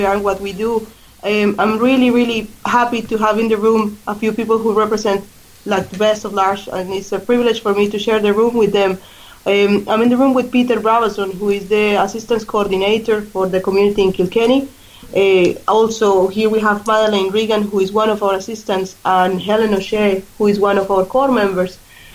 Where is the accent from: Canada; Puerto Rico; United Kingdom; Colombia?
Colombia; English is a second language; moved away as an adult; also born or lived in Australia; now in Ireland; I was born in Colombia, where I live most of my life